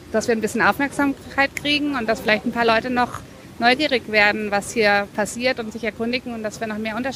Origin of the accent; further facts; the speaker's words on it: Wuppertal, North Rhine-Westphalia, Germany; now in Frankfurt, Germany; Ich komme ursprünglich aus Wuppertal, bin aber der Liebe wegen nach Frankfurt gezogen, habe in Darmstadt mein Architekturstudium beendet.